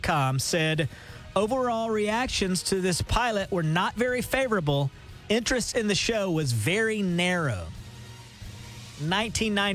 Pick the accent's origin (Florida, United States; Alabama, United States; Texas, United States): Alabama, United States; the South; moved away as an adult; now in Tulsa, United States; we grew up both in the South